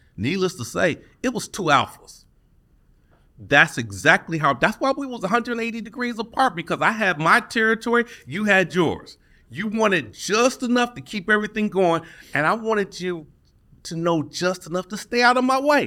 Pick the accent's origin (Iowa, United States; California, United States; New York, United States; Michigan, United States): Michigan, United States; Detroit; Born and raised in Detroit